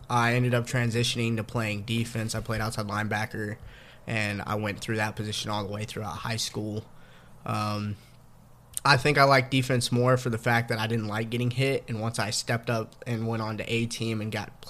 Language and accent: English; Pflugerville, Texas, United States; I grew up in Pflugerville